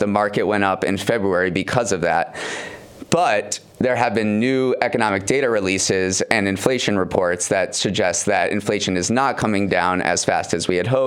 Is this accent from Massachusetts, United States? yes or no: yes; Western Massachusetts, United States; I grew up in Western Mass